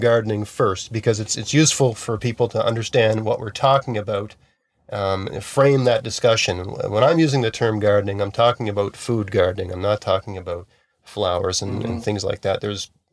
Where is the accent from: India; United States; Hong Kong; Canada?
Canada; Nova Scotia; also born or lived in Hamilton, Ontario; I'm from Nova Scotia.